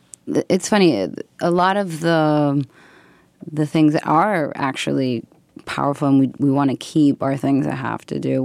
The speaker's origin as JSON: {"language": "English", "region": "Buenos Aires", "country": "Argentina", "tie": "born or raised there", "also_born_or_lived": "United States", "said": "I'm from Argentina and I grew up in Buenos Aires and also in the U.S. and I moved, a lot when I was growing up."}